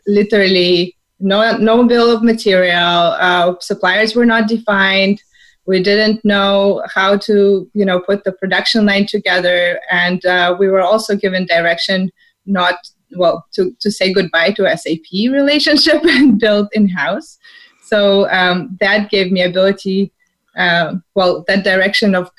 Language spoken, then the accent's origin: English; Saint Petersburg, Russia; moved away as an adult; now in California, United States; I'm from St. Petersburg, Russia. I came to U.S. to sunny California, pursuing my MBA degree